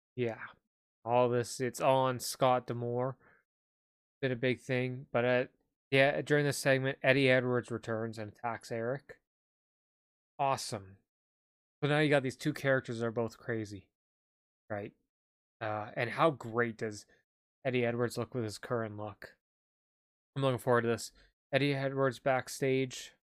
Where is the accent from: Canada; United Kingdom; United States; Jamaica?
Canada; I'm Canadian.